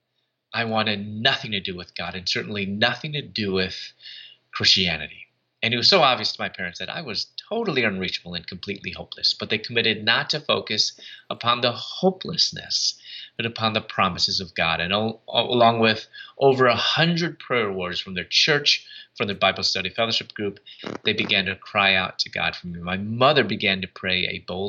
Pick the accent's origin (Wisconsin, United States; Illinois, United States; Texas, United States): Illinois, United States; Chicago; moved away as an adult; also born or lived in Louisville, Kentucky / Atlanta, Georgia; I'm from Chicago, and I moved from Chicago to Louisville, Kentucky to get my doctorate.